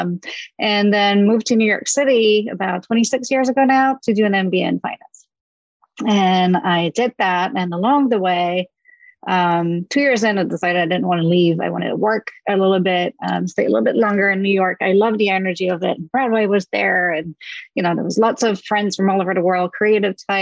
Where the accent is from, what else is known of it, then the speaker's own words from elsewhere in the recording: south of France, France; moved away; I grew up in France, in the south of France on the beach